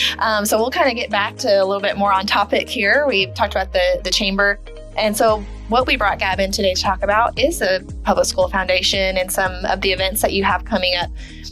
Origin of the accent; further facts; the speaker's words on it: Chickasha, Oklahoma, United States; I'm a Chickasha girl, born and raised my whole life.